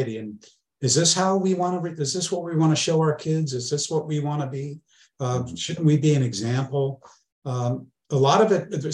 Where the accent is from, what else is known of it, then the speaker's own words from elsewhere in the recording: Northern California, United States; growing up in Northern California and being in bands